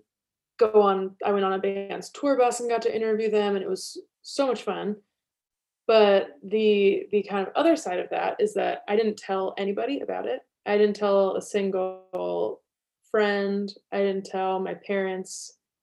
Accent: Washington, District of Columbia, United States; I grew up in Washington, D.C., just outside

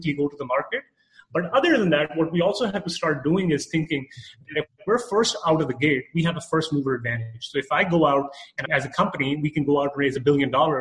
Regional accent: Canada; moved away as an adult; now in Dallas, United States; I'm from Canada

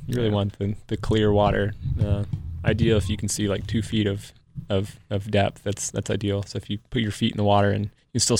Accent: Johnson City, Tennessee, United States; moved away; Well, I grew up in Johnson City.

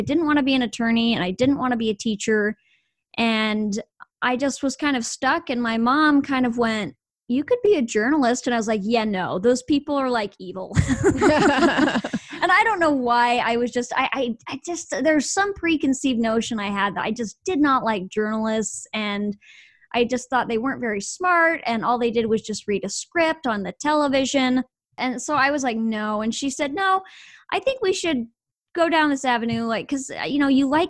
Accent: Idaho, United States; moved away as an adult; now in Texas, United States; I was born and raised in Idaho, moved to Texas recently.

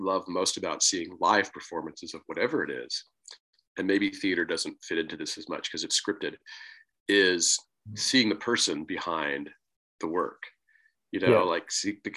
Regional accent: Pennsylvania, United States; my home state

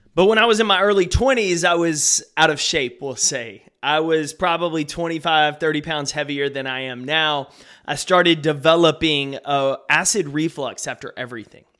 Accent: Texas, United States; I grew up here in Texas

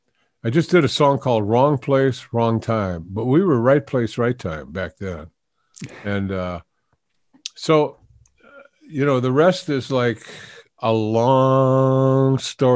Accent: Detroit, Michigan, United States; I grew up in Detroit.

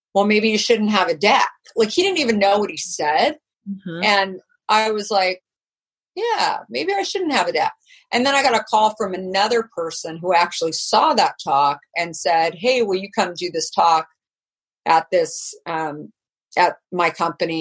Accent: Arizona, United States; moved away; also born or lived in New York; growing up in Arizona

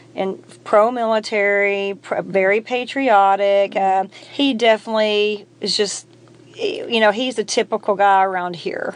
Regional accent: Arkansas, United States; we're from Arkansas

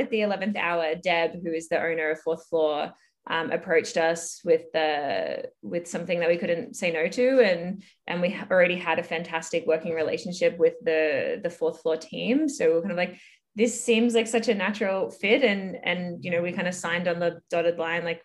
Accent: Melbourne, Victoria, Australia; moved away as an adult; now in Toronto, Canada; I'm originally from Melbourne, Australia, but now currently live in Toronto, Canada

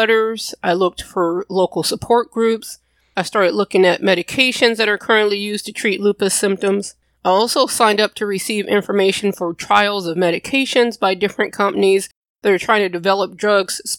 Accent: Louisiana, United States; I'm from Louisiana

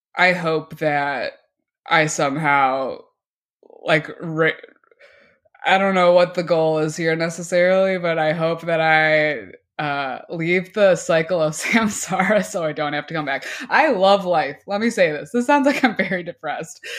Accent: Oak Park, Illinois, United States; I'm from Oak Park

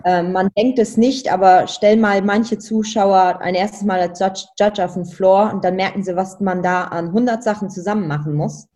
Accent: Luxembourg; moved away as an adult; also born or lived in Germany; als Luxemburger

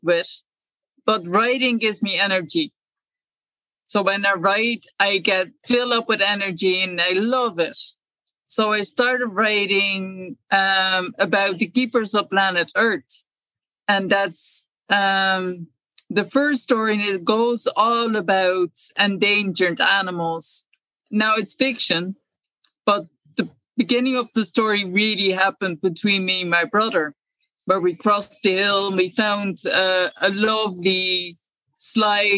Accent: Amsterdam, North Holland, Netherlands; now in Ireland; I'm originally from Amsterdam, born and raised in Amsterdam

